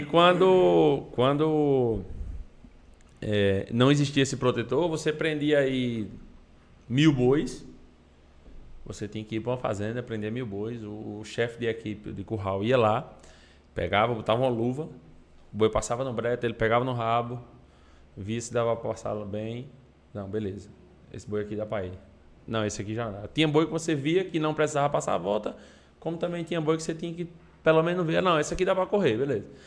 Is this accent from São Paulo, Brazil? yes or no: no; Patos, Paraíba, Brazil; fui criado no sítio, lá em Patos